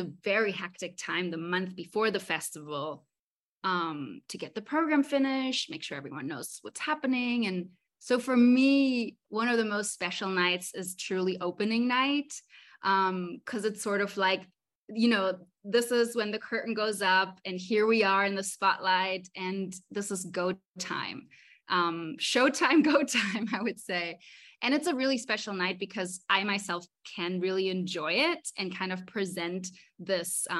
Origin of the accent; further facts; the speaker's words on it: Mallorca, Balearic Islands, Spain; moved away as an adult; also born or lived in Berlin; now in Los Angeles, United States; I was born in Berlin, but I grew up in Mallorca, so it's my home.